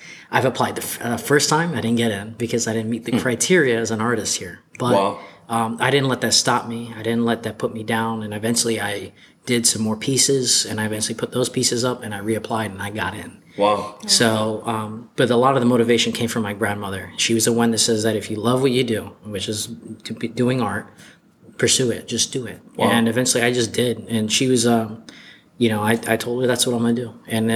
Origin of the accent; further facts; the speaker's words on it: Ocala, Florida, United States; also born or lived in Gainesville, Florida; I'm from Ocala, Florida. I was born in Gainesville, but I was raised here all my life.